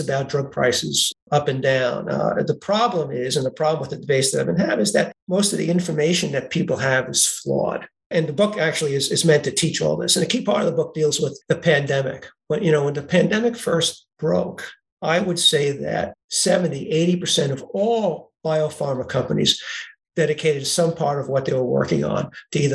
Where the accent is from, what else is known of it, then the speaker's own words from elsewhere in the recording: New York City, New York, United States; moved away as an adult; also born or lived in Groton, Connecticut; As people will be able to tell from my accent, I was born in Brooklyn, New York.